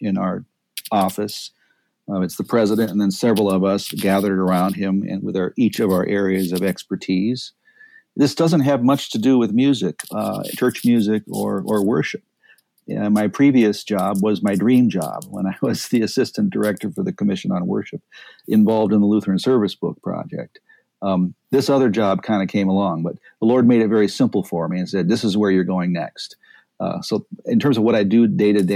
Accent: Central California, United States; I grew up in Central California back in the dark ages, the 60s, and on a grape vineyard, on a farm

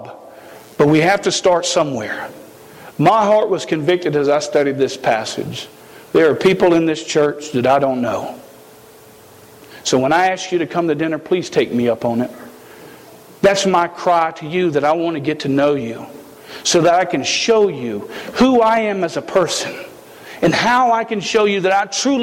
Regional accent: South Carolina, United States; I am from South Carolina. We speak a little funny down there

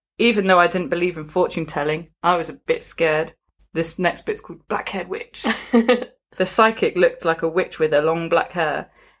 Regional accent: Northern Ireland, United Kingdom; Not only did I have this to contend with growing up in Northern Ireland, but I was a boy who preferred my mum's dresses

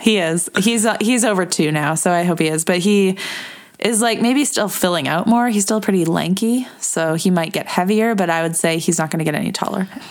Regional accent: Edmonton, Alberta, Canada; Edmonton, my hometown.

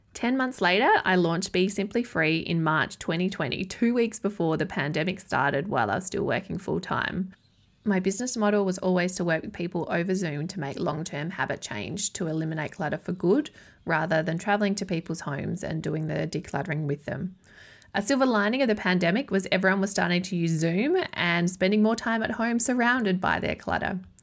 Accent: Adelaide, South Australia, Australia; moved away as an adult; also born or lived in Yorke Peninsula; my hometown of Adelaide, South Australia

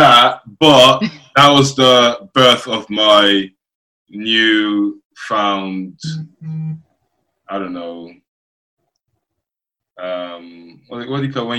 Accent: Dublin, Leinster, Ireland; born there; also born or lived in Nigeria / United Kingdom; But I was born in Dublin, Ireland. Then I went to Nigeria. Then I came to the UK.

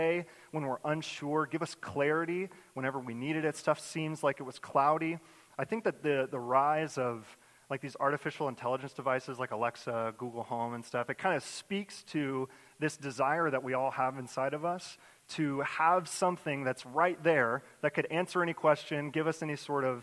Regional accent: Jacksonville, Florida, United States; moved away as an adult; now in New York, United States; I grew up in the great city of Jacksonville, Florida

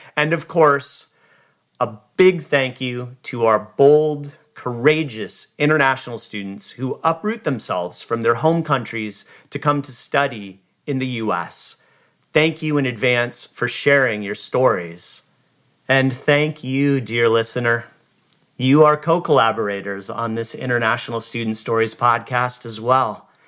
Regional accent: Seattle, Washington, United States; moved away as an adult; also born or lived in Los Angeles, California / Boise, Idaho / Maui, Hawaii / San Diego, California; I was born and raised in Seattle

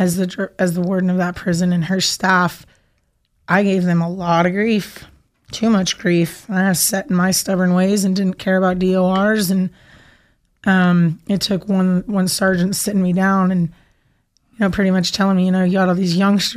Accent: Paradise, California, United States; moved away; also born or lived in Idaho; I was born in Paradise, California at Feather River Hospital.

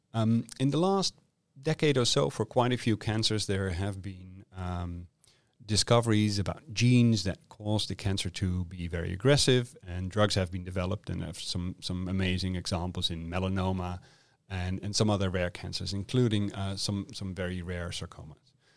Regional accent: Netherlands; moved away as an adult; now in Perth, Australia; I'm originally from the Netherlands

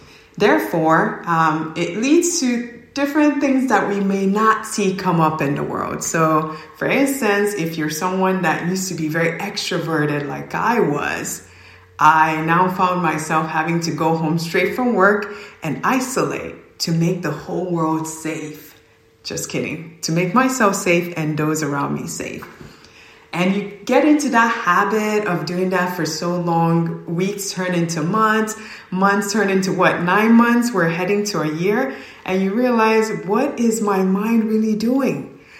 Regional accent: Oka, Ondo, Nigeria; now in United States; I am originally from Nigeria, a small town, not so small. It's called Oka, Nigeria. And my culture will say Kedu for hello. So I moved to the US and I pretty much grew up in both worlds and went to school here, went to college.

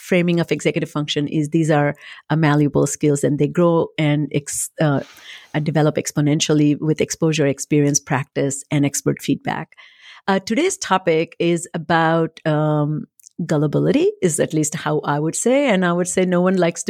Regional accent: India; moved away as an adult; now in United States; I came from India, never had seen a Christmas tree

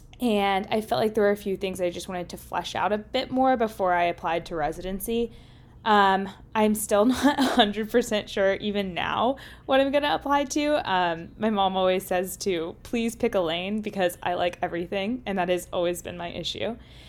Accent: Lexington, Kentucky, United States; moved away as an adult; now in Washington, D.C., United States; I am from Lexington, Kentucky, so not too far down the road. I'm also in between my M3 and M4 year, and I'm living in kind of downtown Washington, D.C. area, DuPont Circle

